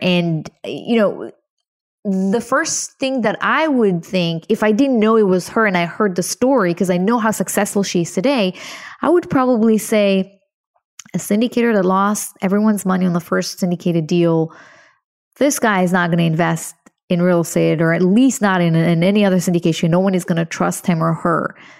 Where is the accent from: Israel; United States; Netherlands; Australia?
Israel; moved away; I'm originally from Israel. I was born to a very, very poor family